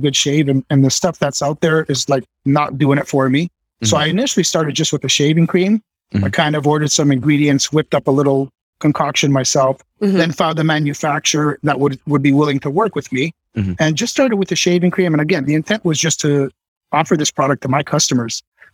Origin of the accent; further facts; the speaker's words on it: Toronto, Ontario, Canada; I was born in Toronto, and my studio is just about 30 minutes north of Toronto